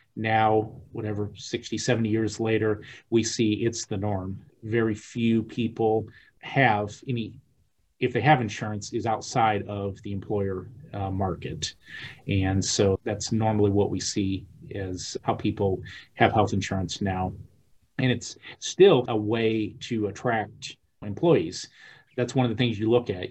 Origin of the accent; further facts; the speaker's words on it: Peoria, Illinois, United States; I'm from Peoria, land of Caterpillar tractors